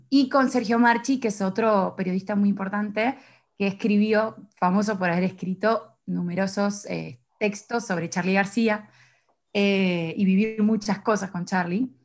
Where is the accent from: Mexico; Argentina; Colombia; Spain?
Argentina; Mar del Plata, Buenos Aires Province; moved away as an adult; now in Paris, France; yo vengo de Mar del Plata